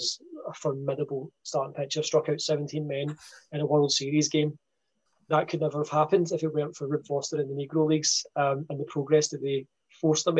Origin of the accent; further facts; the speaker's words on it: Scotland, United Kingdom; being a Scot here